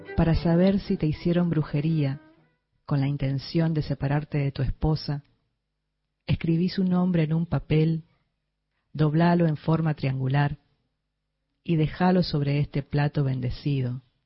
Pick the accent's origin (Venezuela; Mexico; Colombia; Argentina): Argentina; Resistencia, Chaco; soy de Resistencia Chaco